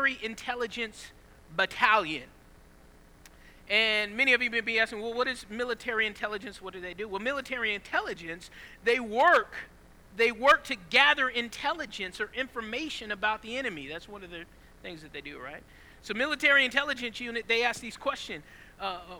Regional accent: Southeast Georgia, United States; I grew up in Southeast Georgia.

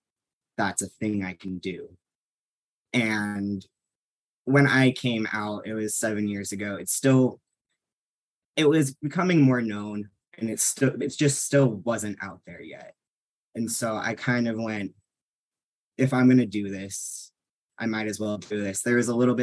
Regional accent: Orange County, California, United States; also born or lived in Utah; growing up in Orange County

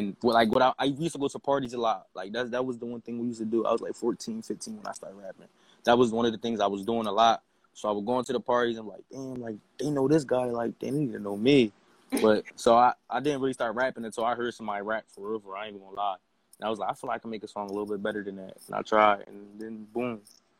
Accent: Camden, New Jersey, United States; I'm from Camden, New Jersey, downtown Camden, New Jersey.

